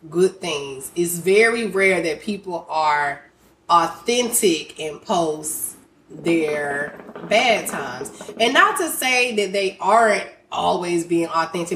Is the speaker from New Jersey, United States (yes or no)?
no; Griffin, Georgia, United States; now in Houston, United States; I'm not from Houston. I'm from Griffin, Group Town all day